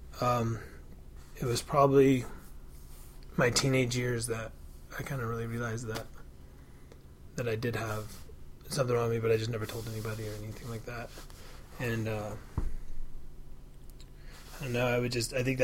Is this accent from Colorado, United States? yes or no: yes; Pueblo County, Colorado, United States; I was raised in Trailer Park and went to school with kids. I kind of live out in the farmland in the county from Pueblo